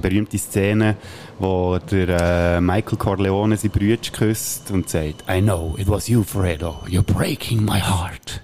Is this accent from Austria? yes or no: no; Switzerland; bei uns in der Schweiz